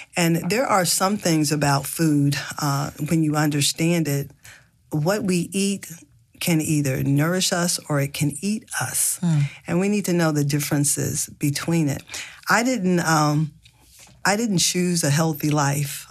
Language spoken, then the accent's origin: English; the South, United States; I grew up in the South in a family, a large family